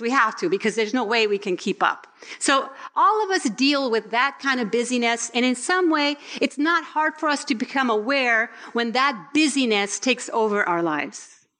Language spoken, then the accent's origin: English; Puerto Rico; I was born in Puerto Rico.